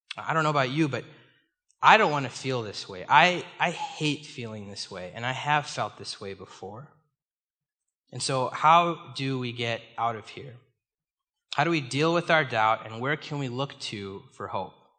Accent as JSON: {"language": "English", "town": "Chicago", "region": "Illinois", "country": "United States", "tie": "born or raised there", "moved": "as an adult", "lives_now": "Minnesota, United States", "said": "I was born and raised in the Chicago area."}